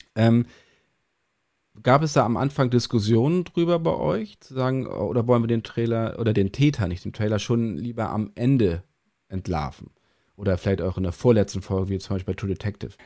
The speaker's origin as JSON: {"language": "German", "region": "Northern Germany", "country": "Germany", "said": "als Norddeutsche"}